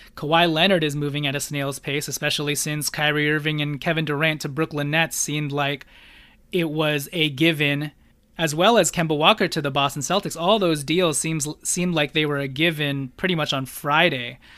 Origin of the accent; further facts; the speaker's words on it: Philippines; I'm Filipino